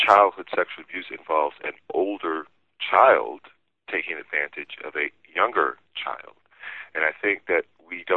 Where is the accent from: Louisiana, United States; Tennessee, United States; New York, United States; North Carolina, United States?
Louisiana, United States; Gibbsland; I was growing up in Louisiana